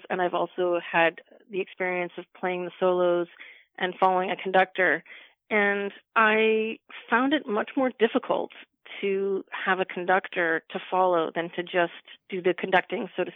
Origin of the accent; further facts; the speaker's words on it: Pacific Northwest, British Columbia, Canada; moved away; I am from the part of Canada where it never snows, which is the Pacific Northwest